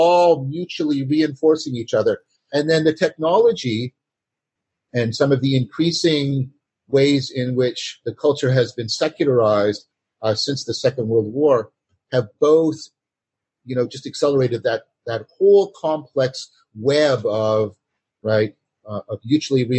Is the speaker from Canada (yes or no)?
yes; Canada; I'm a Canadian